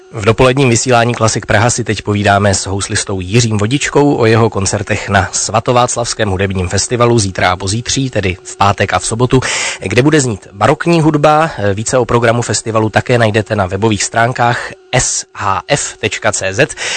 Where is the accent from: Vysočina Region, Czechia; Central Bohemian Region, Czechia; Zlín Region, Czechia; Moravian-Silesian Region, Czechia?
Moravian-Silesian Region, Czechia; Opava; Já jsem shodou okolností zase z Opavy